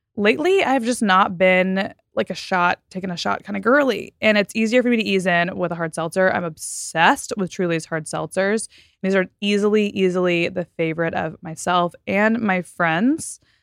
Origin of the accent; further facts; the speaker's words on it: Texas, United States; I came from Texas and the suburbs